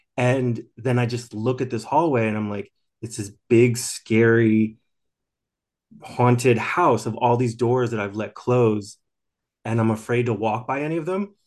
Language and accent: English; outside of Philadelphia, southern New Jersey, United States; moved away; From southern New Jersey, uh, outside of Philadelphia